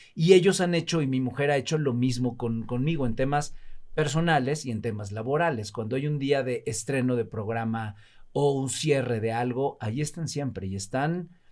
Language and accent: Spanish; Alvarado, Veracruz, Mexico; moved away; also born or lived in Mexico City; Soy de Veracruz, de un poblado muy pequeño, un pobladito que se llama Alvarado